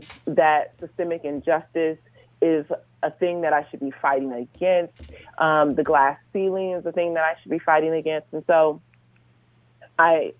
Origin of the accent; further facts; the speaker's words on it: Los Angeles, California, United States; also born or lived in South Africa; I am originally from Los Angeles. I grew up in Los Angeles. I spent the first, I'd say, 15, 16 years of my life in South LA, and then moved to the Valley